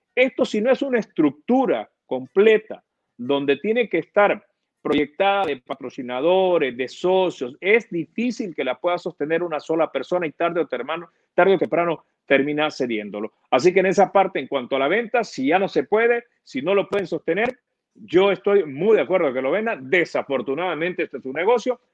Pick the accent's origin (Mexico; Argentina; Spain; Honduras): Honduras; nosotros los hondureños